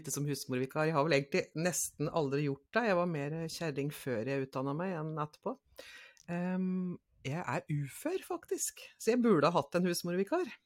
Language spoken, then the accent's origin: Norwegian; Nærosset, Innlandet, Norway; På en liten plass så er jeg fra Næroset.